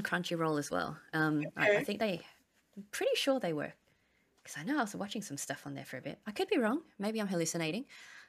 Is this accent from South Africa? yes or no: no; Malaysia; we're from Malaysia, but my friends are from Penang, and their Hokkien's different as well.